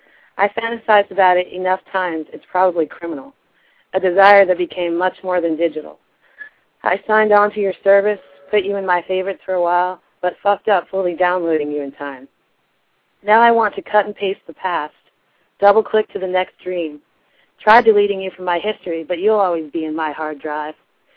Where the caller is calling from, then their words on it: Kansas City, Missouri, United States; Kansas City.